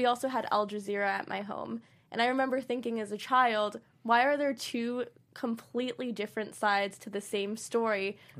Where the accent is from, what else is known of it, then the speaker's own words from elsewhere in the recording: United States; So for me as a child, I feel like I had a very different perspective being Iraqi American, having parents who are Iraqi